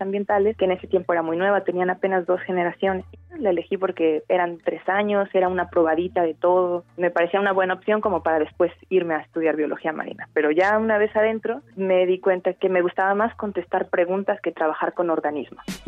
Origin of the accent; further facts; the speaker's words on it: Morelia, Michoacán, Mexico; also born or lived in Los Mochis, Sinaloa; Después me mudé a vivir a Morelia por el trabajo de mis padres cuando estaba en la primaria